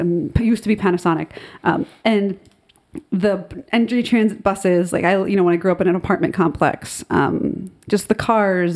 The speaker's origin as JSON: {"language": "English", "town": "Secaucus", "region": "New Jersey", "country": "United States", "tie": "born or raised there", "also_born_or_lived": "Nutley, New Jersey", "said": "growing up in Secaucus"}